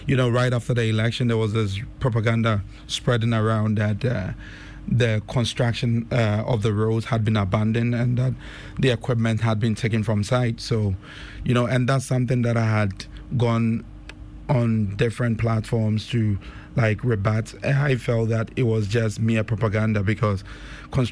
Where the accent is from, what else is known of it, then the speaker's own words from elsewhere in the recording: Kumasi, Ashanti, Ghana; moved away as an adult; also born or lived in Kumawu / United States; I was born in Kumase. At Old Tafo. Yes, my parents, Mr. Francis Kwajani, and my mom, Mercy Opoku. So I was raised in Tafo for some years. Then we moved to Bokrom Estate, also in the mention of in Kumasi as well.